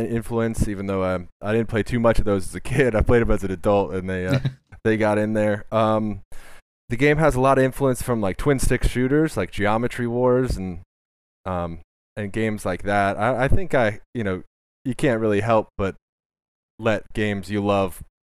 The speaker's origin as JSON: {"language": "English", "region": "New Jersey", "country": "United States", "said": "I'm from America, New Jersey specifically"}